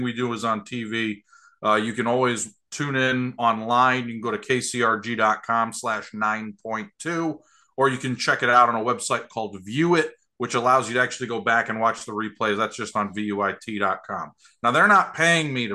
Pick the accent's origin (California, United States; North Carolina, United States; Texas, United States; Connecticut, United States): Connecticut, United States; moved away as an adult; also born or lived in Syracuse, New York; now in Iowa, United States; I grew up in Connecticut.